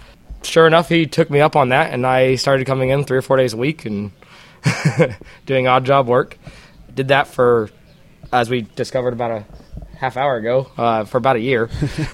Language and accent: English; Pasadena, California, United States; I'm from Pasadena originally as well.